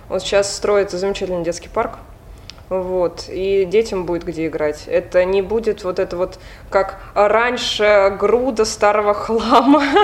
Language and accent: Russian; Oryol, Oryol Oblast, Russia; born there; Родилась в Орле, один год прожила в Москве, в сознательном уже возрасте, взрослом. И вернулась обратно.